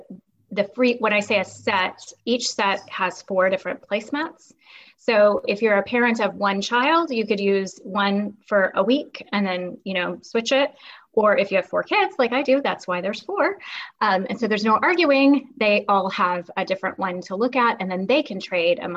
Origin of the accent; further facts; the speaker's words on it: Texas, United States; also born or lived in Southern California; now in California, United States; we live out in the desert of Southern California, and we've lived here for years, but we're both originally from Texas